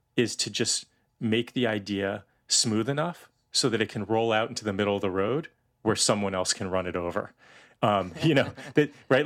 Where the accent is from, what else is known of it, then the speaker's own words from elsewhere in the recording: outside of Boston, Massachusetts, United States; I grew up outside of Boston